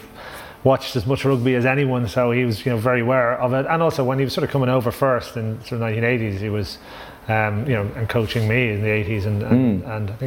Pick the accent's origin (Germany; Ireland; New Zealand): Ireland; Drogheda, Leinster; I was born in Drogheda